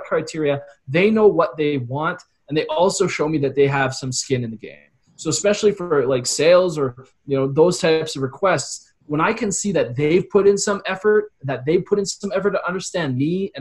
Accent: Calgary, Alberta, Canada; I was from Calgary

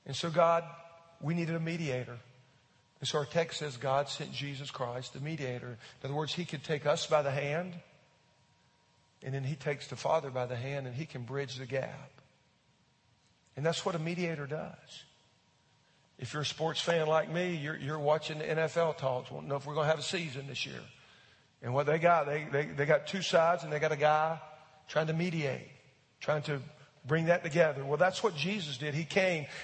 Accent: United States; as an American

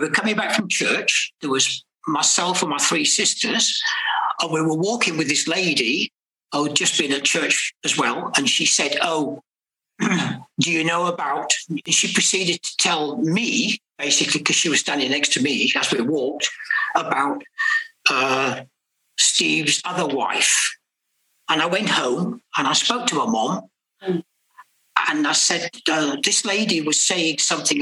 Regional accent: Retford, East Midlands, United Kingdom; also born or lived in Nottingham; So when I was born in Nottingham, eventually my parents moved to a place called Retford, where my father's family are from

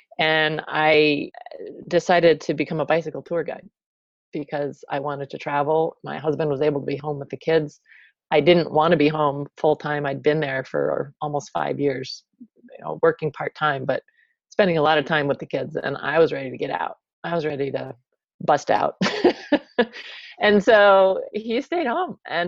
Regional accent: East Coast, United States; moved away as an adult; also born or lived in Virginia / Berkeley; now in Hood River, United States; So I grew up on the East Coast, went to college in Virginia.

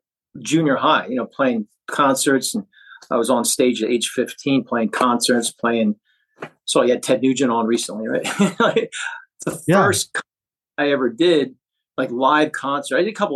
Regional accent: Pen Argyl, Pennsylvania, United States; I'm from a small town, Penargyl. Okay. A small town in Pennsylvania. I grew up in Slate Belt, you know.

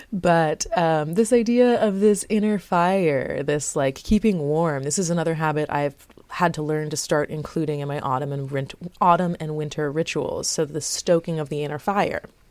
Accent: South Florida, United States; moved away; I was born in South Florida.

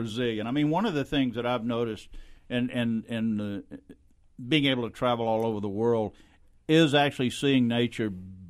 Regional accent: South Louisiana, United States; my home state in South Louisiana.

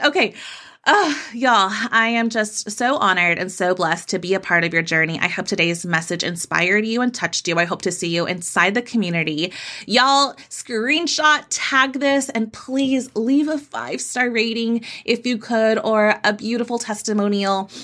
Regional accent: Texas, United States; I'm from Texas

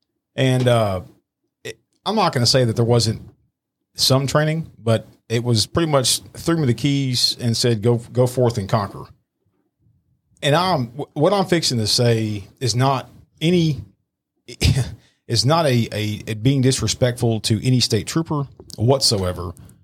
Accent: Irving, Texas, United States; moved away as an adult; I grew up in Irving

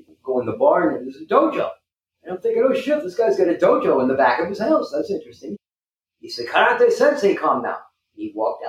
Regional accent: United States; also born or lived in Okinawa, Japan; growing up in the New York, New Jersey area

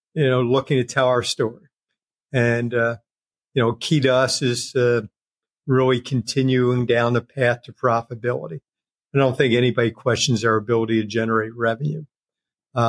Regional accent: United States; Being American for a long time

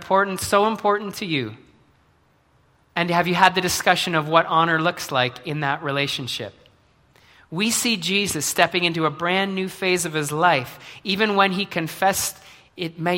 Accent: Brantford, Ontario, Canada; moved away as an adult; now in Mississauga, Canada; I was born in Brantford. I was born to my parents. I grew up. I went to school there

